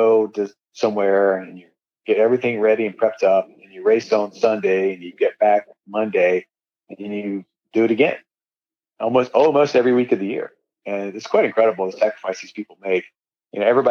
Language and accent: English; North Carolina, United States; I grew up in North Carolina